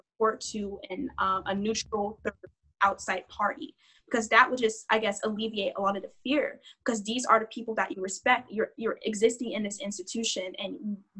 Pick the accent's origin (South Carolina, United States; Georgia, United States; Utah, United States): Georgia, United States; We're from Georgia